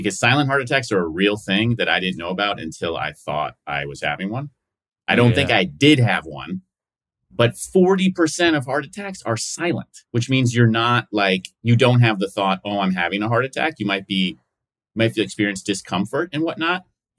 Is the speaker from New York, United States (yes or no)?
yes; New York City, New York, United States; when I'm from New York, from the city, and when I go back, like I was back for Thanksgiving, I don't mind the cold